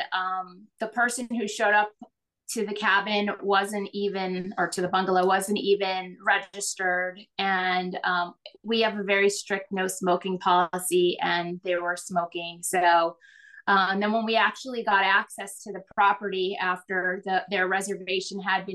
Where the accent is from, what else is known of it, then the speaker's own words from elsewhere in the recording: Florida, United States; Growing up in Florida